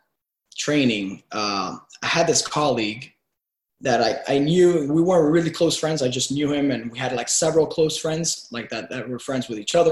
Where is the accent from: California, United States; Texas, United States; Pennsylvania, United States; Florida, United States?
Florida, United States; Miami; also born or lived in Cuba / Venezuela / New York; I was born in Cuba and raised in Miami